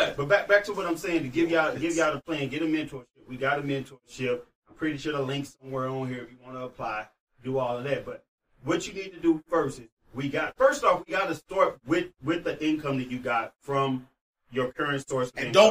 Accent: St. Louis, Missouri, United States; I'm from St. Louis, y'all.

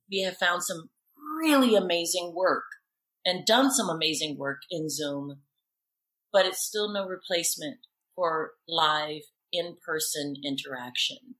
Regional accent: Alabama, United States; growing up in Alabama is people were very authentic to who they were

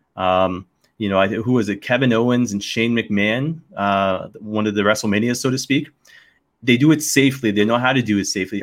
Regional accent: the Maritimes, Canada; moved away; also born or lived in Connecticut / London; I grew up in the Maritime

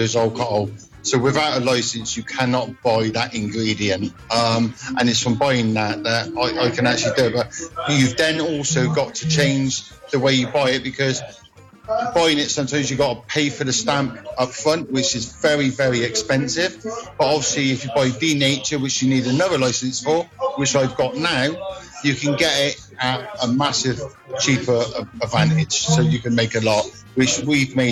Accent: Bristol, South West England, United Kingdom; I'm from Bristol

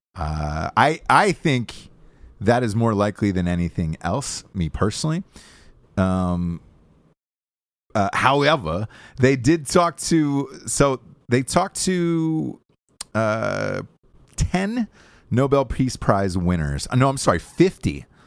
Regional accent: Atlanta, Georgia, United States; moved away; my hometown

